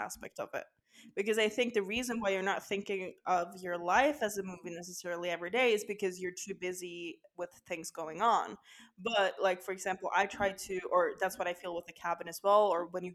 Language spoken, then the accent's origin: English; Kristiansand, Agder, Norway; my hometown of Kristiansand